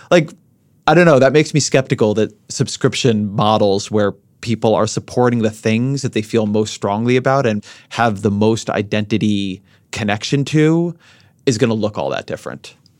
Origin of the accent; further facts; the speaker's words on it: Southern California, United States; I grew up in Southern California.